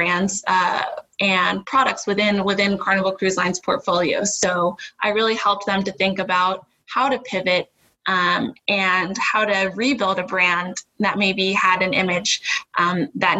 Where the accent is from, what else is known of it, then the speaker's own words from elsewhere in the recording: Ohio, United States; moved away as an adult; also born or lived in New Hampshire; So we are both from Ohio, grew up there, but born to a Jamaican immigrant mother